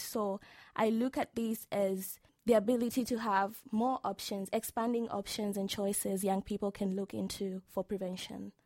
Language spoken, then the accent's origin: English; Tanzania; from the beautiful land of the United Republic of Tanzania.